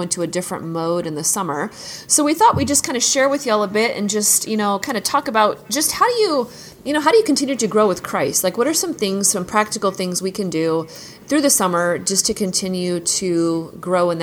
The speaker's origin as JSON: {"language": "English", "region": "Washington", "country": "United States", "tie": "born or raised there", "moved": "yes", "lives_now": "the South, United States", "said": "When I grew up in Washington State, we didn't get out of school until like the middle towards the end of June"}